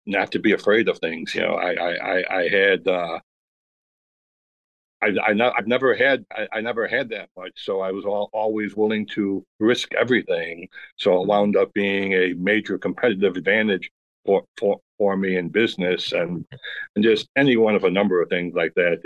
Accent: Chicago, Illinois, United States; born or raised there

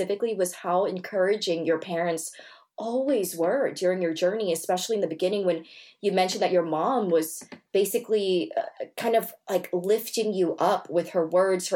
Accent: Great Neck, New York, United States; I also was raised in a Jewish town, Great Neck

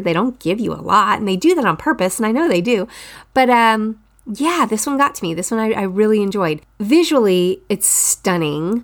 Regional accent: Texas, United States; I'm from Texas

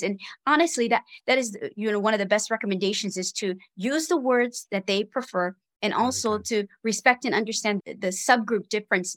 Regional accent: Hawaii, United States; I was born and raised in Hawaii

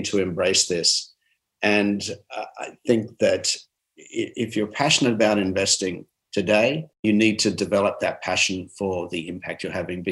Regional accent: Armidale, New South Wales, Australia; I'm from Armidale, New South Wales.

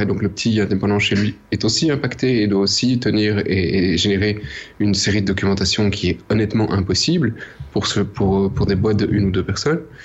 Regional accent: Belgium; on est belge

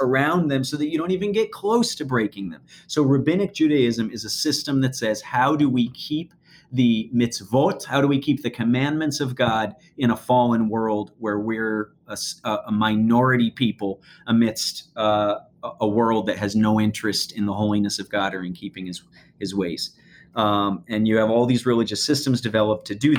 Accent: Western New York, United States; I grew up in Western New York

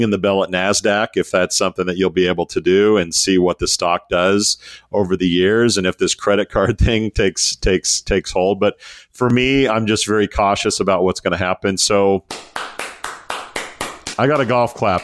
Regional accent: United States; as an American

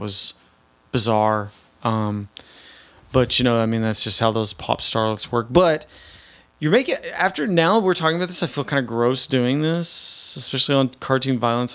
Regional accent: Nashville, Tennessee, United States; moved away; I'm from Nashville.

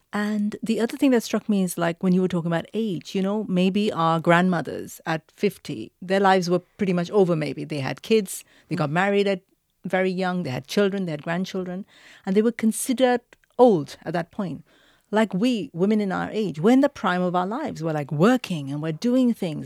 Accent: India; moved away; I grew up in India

